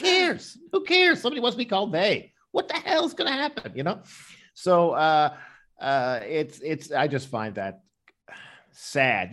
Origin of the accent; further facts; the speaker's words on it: Newfoundland and Labrador, Canada; when I was growing up in Newfoundland